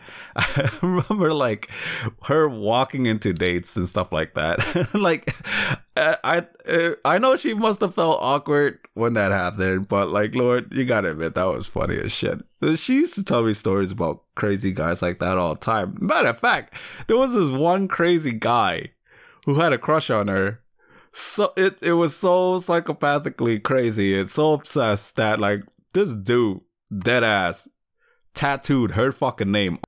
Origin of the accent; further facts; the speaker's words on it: Lowell, Massachusetts, United States; Lowell is my hometown